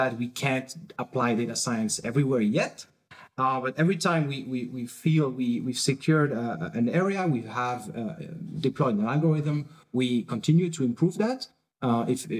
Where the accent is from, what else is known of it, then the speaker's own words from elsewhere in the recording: France; now in Berlin, Germany; I'm originally from France